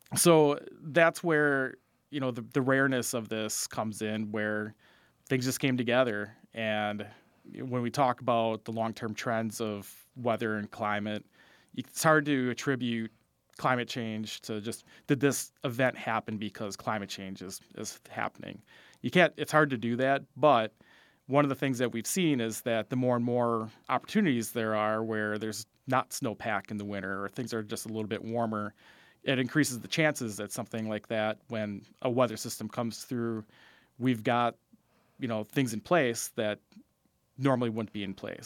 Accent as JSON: {"language": "English", "town": "Fond du Lac", "region": "Wisconsin", "country": "United States", "tie": "born or raised there", "said": "I grew up in Fond du Lac"}